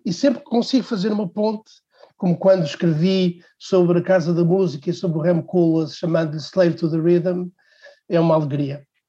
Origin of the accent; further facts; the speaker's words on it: Portugal; Eu sou de uma cidade pequena, sou de Real, uma cidade hum, parada no tempo